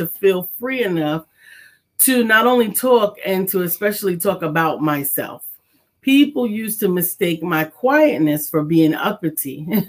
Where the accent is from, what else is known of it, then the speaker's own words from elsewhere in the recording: New York City, New York, United States; So I grew up in the Bronx and in River Park Towers